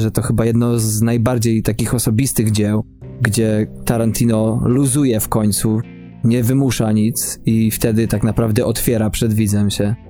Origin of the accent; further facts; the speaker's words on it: Poland; moved away; naszym kraju nadwiślańskim